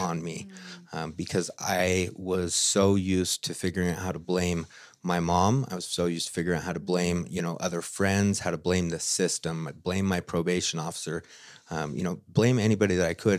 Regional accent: Utah, United States; So I am from Utah, uh, born and raised for the most part, have lived here my whole life

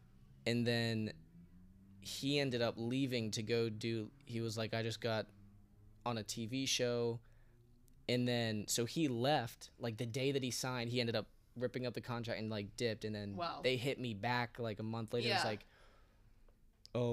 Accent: Ohio, United States; moved away; I'm from Ohio, yeah. Like the freaking conservative capital of the US. You know what I mean? Like it's the Midwest.

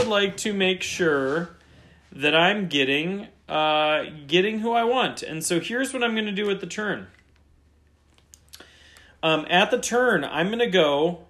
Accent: Cleveland, Ohio, United States; I'm also from Cleveland

